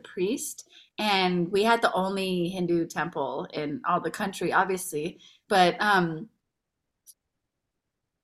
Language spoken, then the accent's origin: English; San Mateo, California, United States; also born or lived in Iran / Belmont; I grew up in the Bay Area